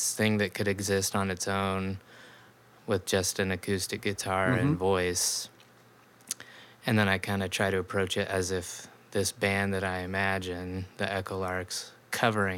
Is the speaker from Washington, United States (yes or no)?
yes; Tri-Cities, Washington, United States; moved away as an adult; also born or lived in Los Angeles; now in Seattle, United States; I had moved from Los Angeles back to my hometown in Tri-Cities